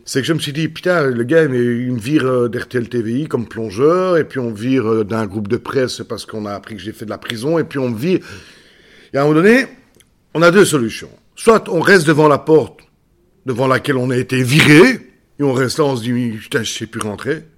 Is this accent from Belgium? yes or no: yes; Belgium; chez nous en Belgique